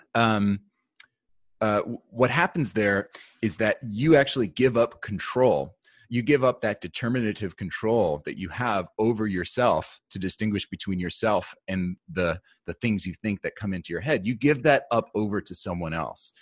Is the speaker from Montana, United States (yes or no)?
no; New York, United States; I grew up in New York.